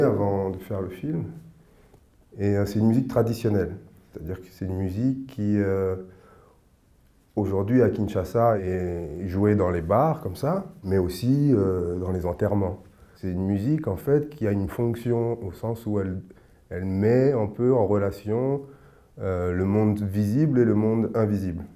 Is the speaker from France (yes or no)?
no; Senegal; je suis sénégalais